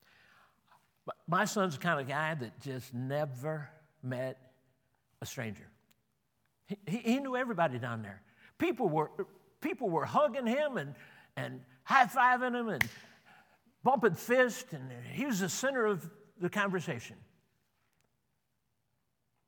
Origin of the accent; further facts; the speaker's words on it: Chicago, Illinois, United States; moved away; I grew up in the Chicago area